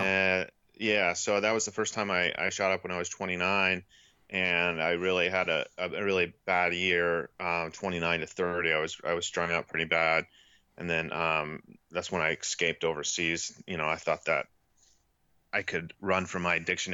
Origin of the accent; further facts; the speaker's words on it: Portland, Oregon, United States; also born or lived in Houston, Texas; I grew up right outside of Portland, Oregon